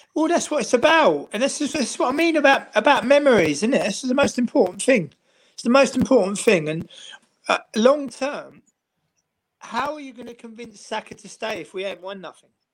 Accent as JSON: {"language": "English", "region": "London", "country": "United Kingdom", "moved": "yes", "lives_now": "Amsterdam, Netherlands", "said": "I live in Amsterdam. I said I'm originally from London"}